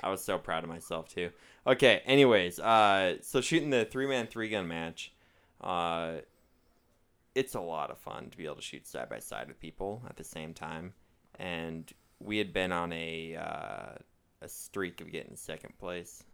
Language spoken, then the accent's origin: English; Minnesota, United States; moved away; I'm, I'm from Minnesota